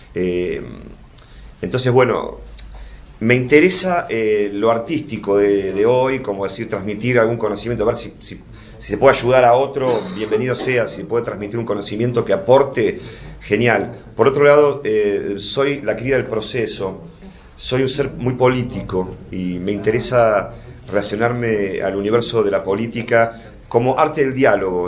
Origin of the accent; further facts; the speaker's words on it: Buenos Aires, Argentina; me crié en Flores